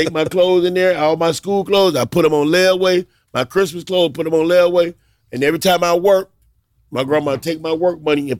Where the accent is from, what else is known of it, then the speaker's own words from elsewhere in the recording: South Carolina, United States; Rice with everything, a light bread, a cornbread, and growing up in South Carolina, over there, those are the Geechee people.